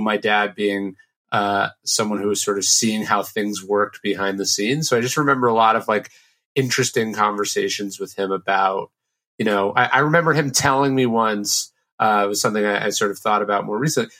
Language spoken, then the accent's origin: English; Sacramento, California, United States; I grew up in a in Sacramento, which is a pretty conservative town